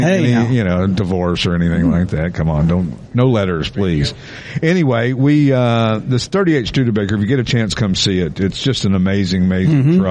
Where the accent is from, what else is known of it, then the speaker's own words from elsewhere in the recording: East Tennessee, United States; moved away; growing up in East Tennessee